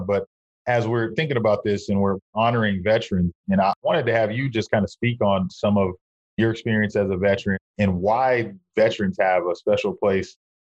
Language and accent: English; Madera, California, United States; one of my hometown friends. We met each other in high school